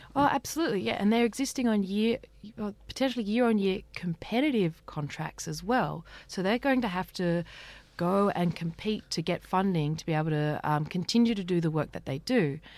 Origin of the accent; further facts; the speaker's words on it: Australia; we as Australian people